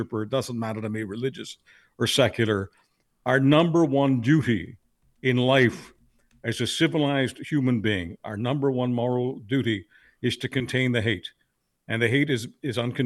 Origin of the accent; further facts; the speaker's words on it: Canada; as a Canadian